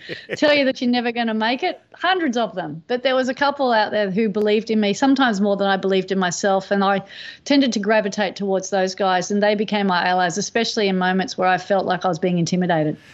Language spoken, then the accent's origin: English; Manly, New South Wales, Australia; growing up in Manly